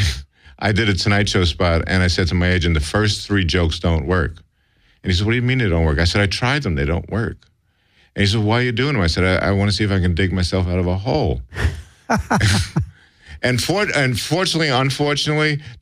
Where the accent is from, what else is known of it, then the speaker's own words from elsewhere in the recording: New York City, New York, United States; moved away as an adult; I grew up in New York City